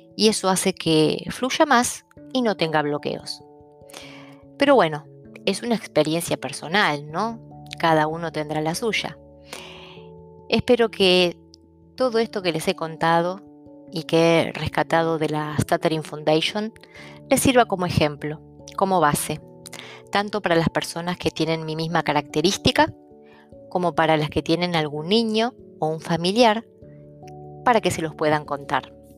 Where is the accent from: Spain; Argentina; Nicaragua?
Argentina; first language Italian; nací en Argentina y en un hogar donde mi madre era italiana, mi padre polaco, mi hermana argentina